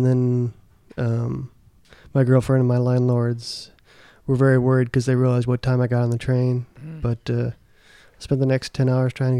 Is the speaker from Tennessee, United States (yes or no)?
no; Racine, Wisconsin, United States; moved away as an adult; also born or lived in New York; now in Seattle, United States; I went home to Wisconsin. I'm from Wisconsin. I went home to Wisconsin after some things happened in New York in 2001.